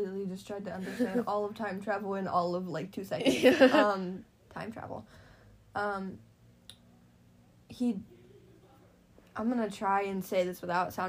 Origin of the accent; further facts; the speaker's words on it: United States; I am American